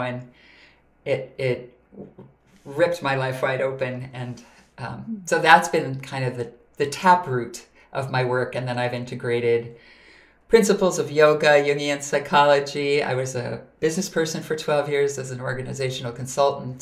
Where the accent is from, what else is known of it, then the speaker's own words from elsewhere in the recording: Minnesota, United States; I grew up in Minnesota